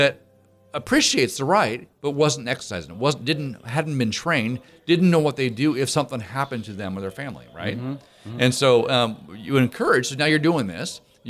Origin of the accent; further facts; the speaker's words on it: Eastern Washington, United States; growing up in Eastern Washington, right, mm-hmm. everybody had a rifle in their back window.